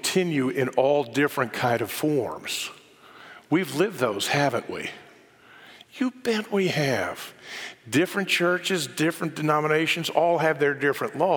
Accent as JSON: {"language": "English", "area": "Bible Belt", "region": "the South", "country": "United States", "tie": "born or raised there", "said": "I grew up in the South in the Bible Belt"}